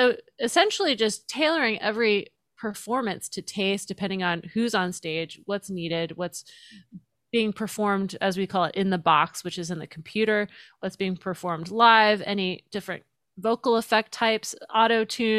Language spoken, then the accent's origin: English; Pensacola, Florida, United States; born there; Yeah, so I was born in Pensacola, but I didn't live there very long. I was there for the first few years of my life.